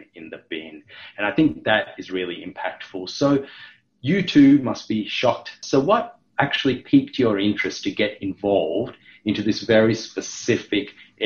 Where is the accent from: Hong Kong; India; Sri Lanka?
Sri Lanka; now in Australia; growing up in Sri Lanka, which was a developing nation at the time